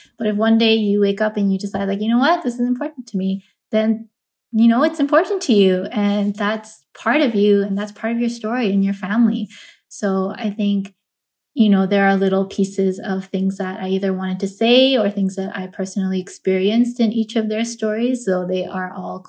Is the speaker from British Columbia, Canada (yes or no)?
yes; Vancouver, British Columbia, Canada; I'm not a third culture kid myself. I was born and raised in Vancouver